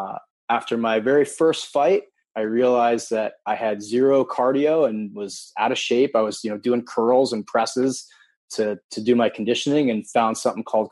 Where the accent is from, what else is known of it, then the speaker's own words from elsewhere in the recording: Wilton, Connecticut, United States; also born or lived in Japan; I grew up in Wilton, Connecticut until the age of 10, and then moved to Japan from 10 to 15, moved back to Connecticut and finished high school